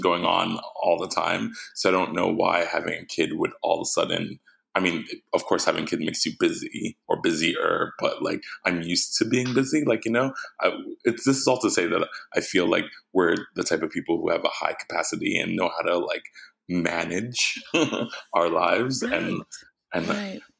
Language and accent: English; Jersey City, New Jersey, United States; moved away as an adult; I was born in Jersey City, New Jersey. I'm a Jersey boy.